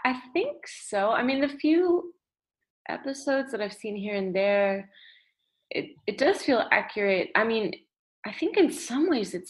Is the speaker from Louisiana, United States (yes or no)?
yes; New Orleans, Louisiana, United States; also born or lived in New York City; growing up in New Orleans